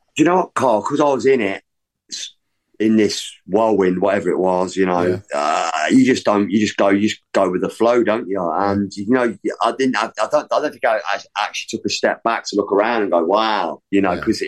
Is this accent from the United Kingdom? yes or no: yes; Leicester, East Midlands, United Kingdom; growing up in Leicester